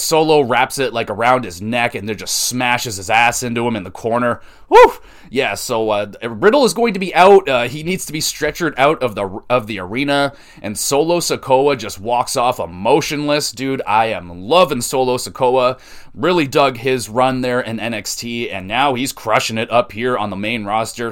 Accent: Canada; I'm not American. I'm Canadian

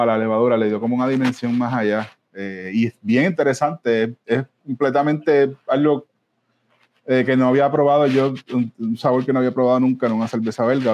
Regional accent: Ponce, Puerto Rico; moved away; yo también soy de Ponce originalmente, aunque no viva ya hace tanto, mucho tiempo ya.

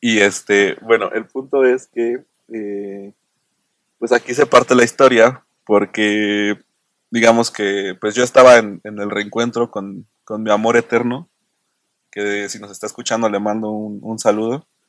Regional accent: Querétaro, Mexico; yo soy de Querétaro

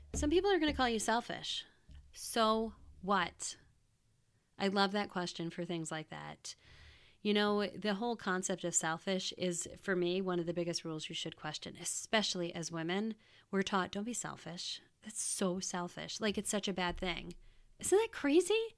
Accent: United States; moved away as an adult; also born or lived in Wisconsin; I was born and raised in the New York, New Jersey area

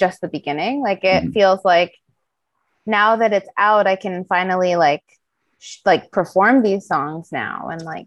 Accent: Vancouver, British Columbia, Canada; my parents are both from an island called St. Vincent and the Grenadines. And I was born in Vancouver, British Columbia.

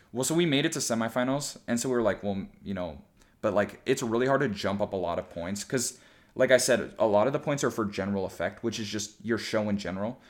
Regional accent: Elk River, Minnesota, United States; moved away as an adult; also born or lived in Indiana; I was just moving from Minnesota to Indiana

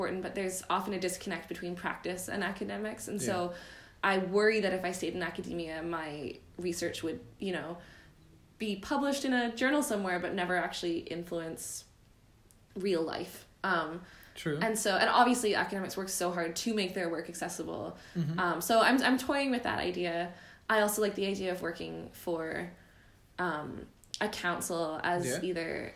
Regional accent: Vancouver, British Columbia, Canada; moved away as an adult; also born or lived in Ottawa; now in Melbourne, Australia; I am from Canada. I'm from Vancouver, but I did my undergrad in international development

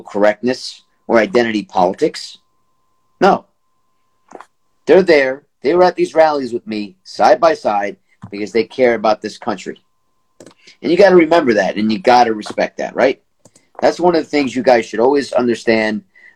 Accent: United States; as an American

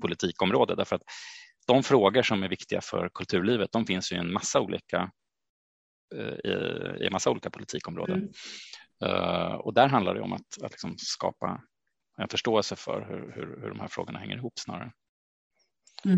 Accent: Stockholm, Stockholm County, Sweden; jag är född och uppvuxen i Stockholm

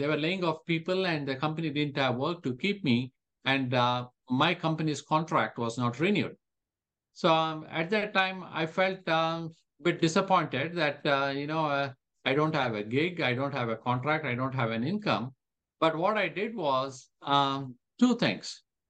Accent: India; now in Calgary, Canada; when I moved from India to Canada, to Calgary specifically, Calgary was pretty much an oil town.

